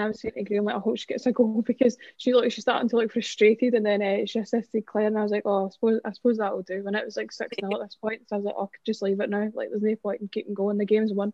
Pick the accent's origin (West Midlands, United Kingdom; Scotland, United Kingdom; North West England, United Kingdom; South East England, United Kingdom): Scotland, United Kingdom; We're being Scottish